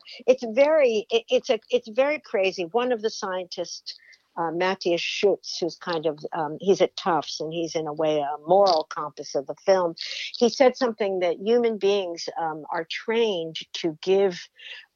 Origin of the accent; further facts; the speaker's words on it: New Jersey, United States; when I was growing up in New Jersey